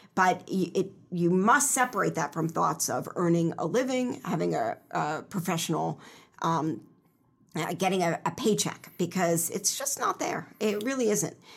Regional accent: Elkins Park, Pennsylvania, United States; also born or lived in Israel; I grew up in Elkins Park, which is in Cheltenham Township, just, you know, twenty-five minutes from here, from Drexel by train

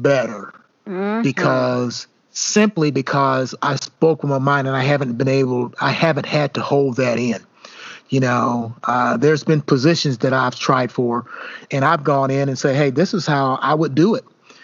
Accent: Elizabethtown, United States; moved away as an adult; now in Indianapolis, United States; growing up in the South, growing up in Elizabethtown

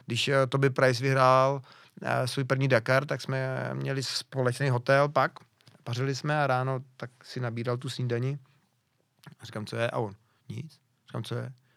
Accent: near Pardubice, Pardubice Region, Czechia; jsem kousek od Pardubic

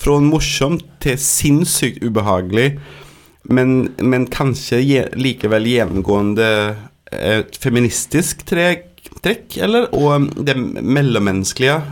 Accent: Sweden; Norwegian is a second language; moved away; jeg er svensk

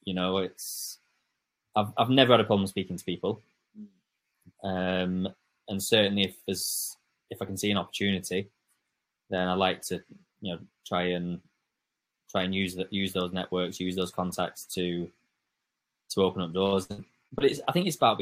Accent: England, United Kingdom; an English coach

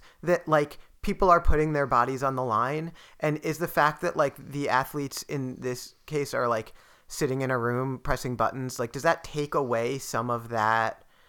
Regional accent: United States; you can like root as an American, when you could root for your country and be the underdog.

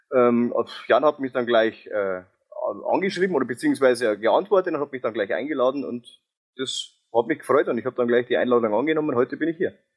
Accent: near Ingolstadt, Bavaria, Germany; accent: Bavarian; Und ich komme aus der Nähe Ingolstadt, wie man vielleicht an meinem Dialekt

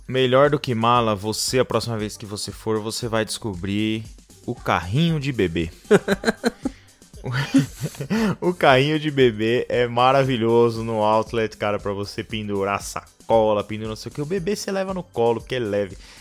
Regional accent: Brazil; eu nasci, eu nasci no Brasil erradamente. Eu, eu nasci no país errado

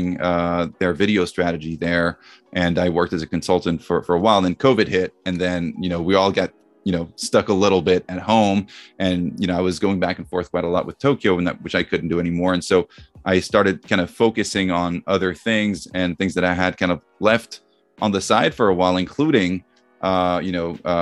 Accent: Vierzon, Centre-Val de Loire, France; moved away as an adult; also born or lived in United States; I grew up in France in a small town called Vierzon

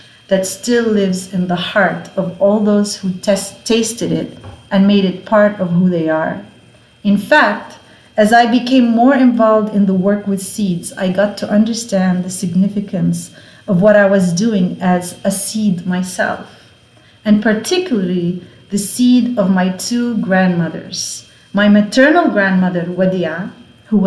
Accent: Beit Jala, Bethlehem Governorate, Palestine; I grew up in Bejala, a small village where all I knew was apricot terraces, grapevines, almonds, and olive trees that are older than Jesus.

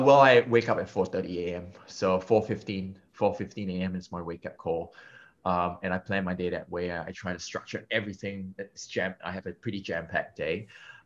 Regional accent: Singapore; being Singaporean and being Asian

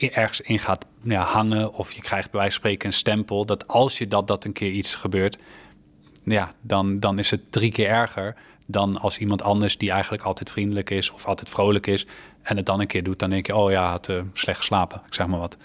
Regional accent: Netherlands; als Nederlander

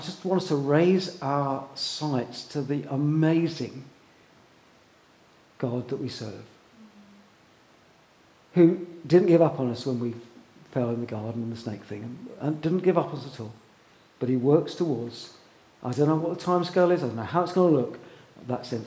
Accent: England, United Kingdom; we're English

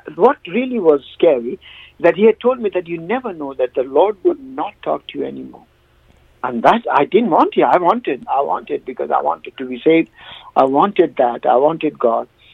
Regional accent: India; now in United Kingdom; I come from India

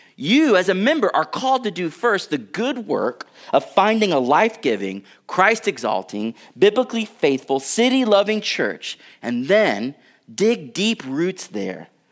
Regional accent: United States; I'm an American citizen.

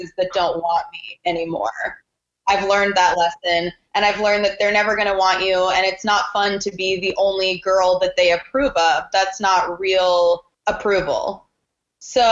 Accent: Tulsa, Oklahoma, United States; also born or lived in Portland; now in New York, United States; I went to Tulsa, Oklahoma, which is my hometown

